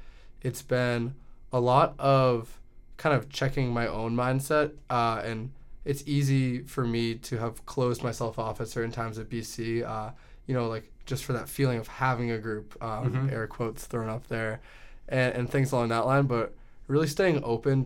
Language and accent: English; Andover, Massachusetts, United States; I'm from Andover, Massachusetts